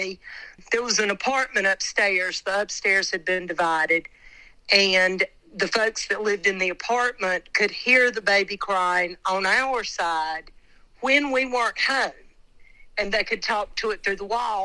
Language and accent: English; Wilkes County, North Carolina, United States; I grew up in Wilkes County